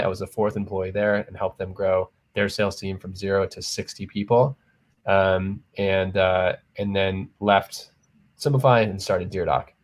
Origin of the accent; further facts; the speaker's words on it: San Diego, California, United States; moved away as an adult; also born or lived in Arizona; now in New York City, United States; I was from San Diego originally